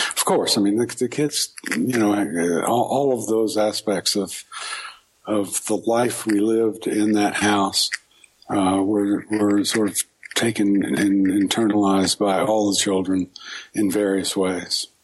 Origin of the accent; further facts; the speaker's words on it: Houston, Texas, United States; moved away as an adult; also born or lived in New York / Baltimore / Hattiesburg, Mississippi; I was born in Houston and lived there until uh, sometime I moved to New York. And uh, when I was about 22